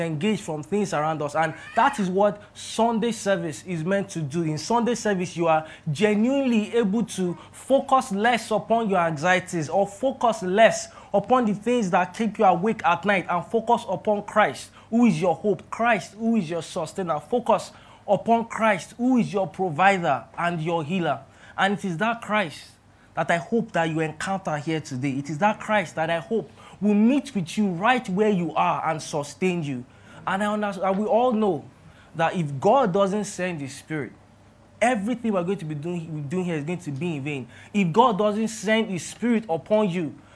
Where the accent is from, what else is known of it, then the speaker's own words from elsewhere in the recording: Ilorin, Kwara, Nigeria; moved away as an adult; now in Lagos, Nigeria; I was born and bred in Ilorin and things were very, very chill there